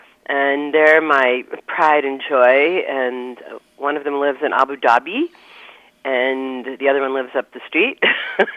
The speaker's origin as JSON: {"language": "English", "region": "New York", "country": "United States", "tie": "born or raised there", "said": "I grew up in New York, and I was in a Jewish family"}